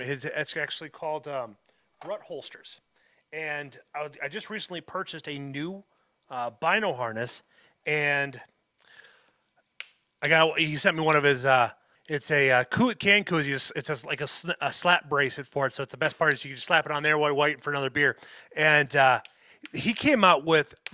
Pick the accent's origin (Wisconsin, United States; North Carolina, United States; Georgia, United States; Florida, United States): Wisconsin, United States; La Crosse; also born or lived in West Salem, Wisconsin; here in my hometown, not in West Salem where I live, but in La Crosse